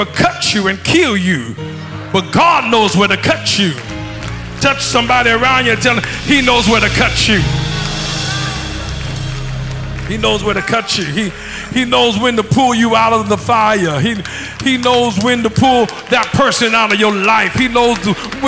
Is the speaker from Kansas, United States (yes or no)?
no; Ohio, United States; moved away; I'm from Ohio originally